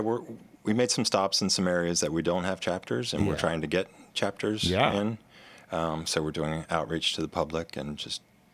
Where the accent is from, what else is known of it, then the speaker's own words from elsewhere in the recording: Lancaster, Pennsylvania, United States; I'm actually from Lancaster, Pennsylvania, in Amish country, and the Appalachia region